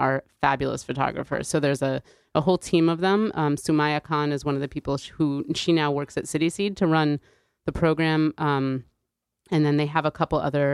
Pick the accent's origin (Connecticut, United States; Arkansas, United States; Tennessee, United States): Connecticut, United States; New Haven; growing up in New Haven, there were kids in my school